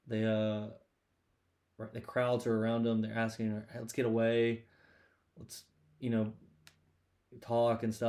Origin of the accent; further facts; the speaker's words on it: Rock Hill, South Carolina, United States; I am from the booming metropolis, Rock Hill, South Carolina